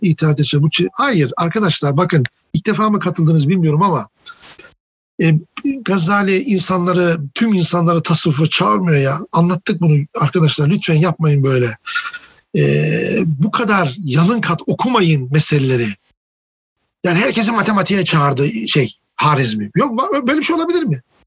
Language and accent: Turkish; Of, Trabzon, Turkey; Karadenizliyim, ofluyum